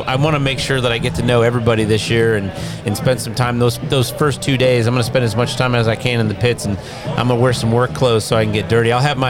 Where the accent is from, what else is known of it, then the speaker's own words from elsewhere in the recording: Detroit, Michigan, United States; moved away; I grew up in Detroit.